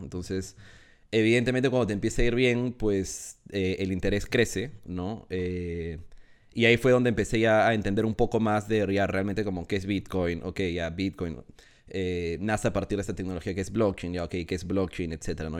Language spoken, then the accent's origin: Spanish; Peru; moved away as an adult; now in Madrid, Spain; soy, eh, de Perú. Eh, ahorita, estoy, ahorita estoy en Madrid